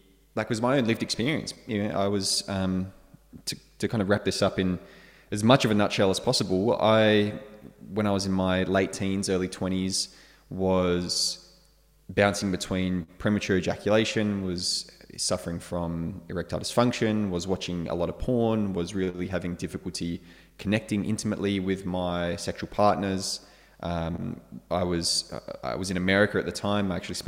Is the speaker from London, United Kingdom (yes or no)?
yes; London, United Kingdom; now in Margaret River, Australia; I'm actually originally from the UK. I was born in North London, but my home is Western Australia, specifically now Margaret River.